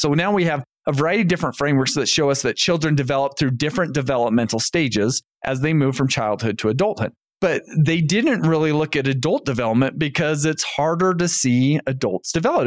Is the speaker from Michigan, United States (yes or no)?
no; North Ogden, Utah, United States; moved away as an adult; also born or lived in Indiana; I grew up in North Ogden, Utah